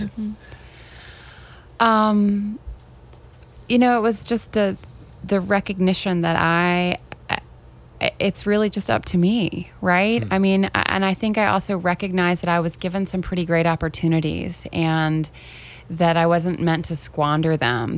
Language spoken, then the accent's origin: English; Tennessee, United States; moved away as an adult; also born or lived in Chapel Hill; growing up in Tennessee.